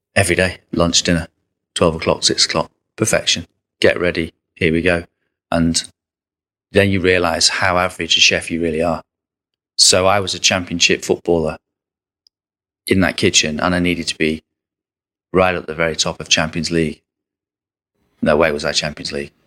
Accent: Southport, North West England, United Kingdom; I'm from Southport.

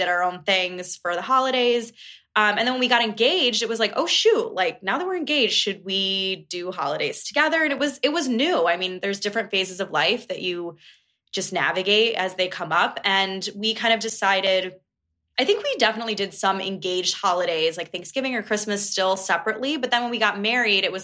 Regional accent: Buffalo, New York, United States; now in Chicago, United States; I'm originally from Buffalo

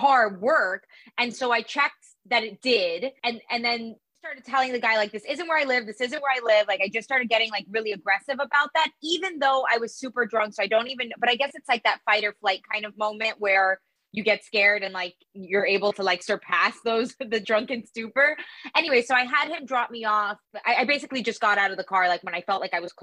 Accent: Miami, Florida, United States; I'm from Miami

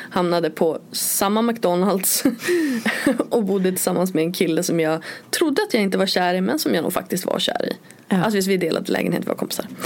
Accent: Örnsköldsvik, Västernorrland County, Sweden; moved away as an adult; jag flyttade från Övik eh, och liksom till Borås eh, när, när jag var 21.

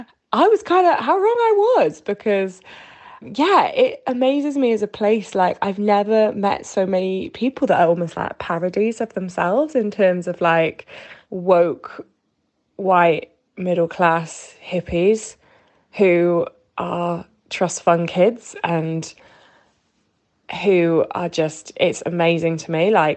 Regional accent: Wales, United Kingdom; I'm Welsh, so a fellow Celt.

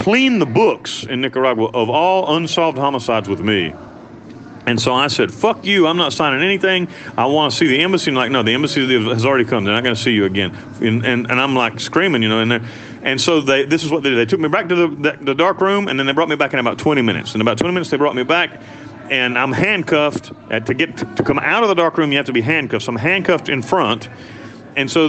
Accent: United States; moved away as an adult; I'm an American citizen

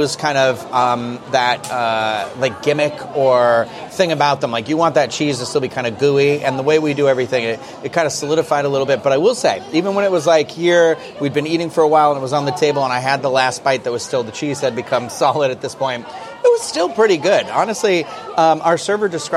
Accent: Massachusetts, United States; I'm from Massachusetts, so I'm sure I say everything wrong

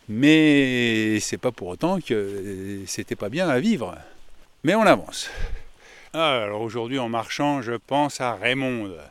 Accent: Grand Est, France; Tu m'accueillis dès le départ car je suis originaire de Meuse.

